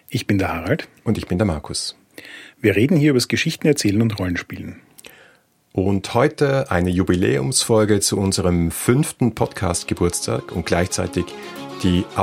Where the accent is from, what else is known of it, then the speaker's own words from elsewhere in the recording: Vienna, Austria; wir sind Wiener